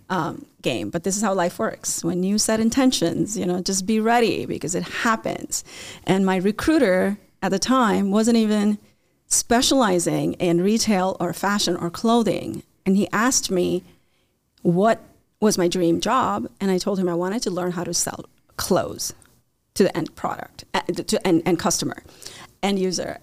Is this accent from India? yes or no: yes; India; also born or lived in Chicagoland area; now in Chicago, United States; I grew up in India